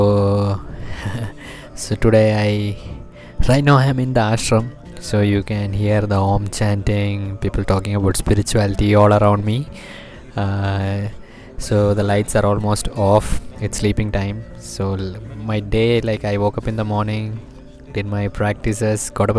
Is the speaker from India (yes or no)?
yes; Kerala, India; I'm from Kerala